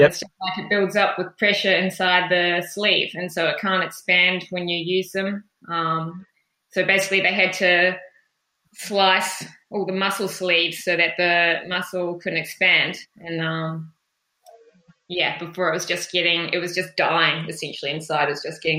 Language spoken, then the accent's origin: English; Wellington, New Zealand; moved away as an adult; also born or lived in Clyde, Otago, New Zealand; now in Wollongong, Australia; I moved to Wellington just before I started school, so Wellington is really home for me, wild, wet, windy Wellington.